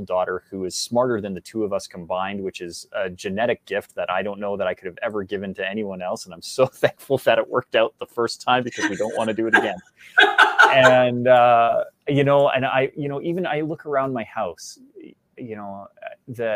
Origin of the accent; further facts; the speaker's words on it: Canada; as a Canadian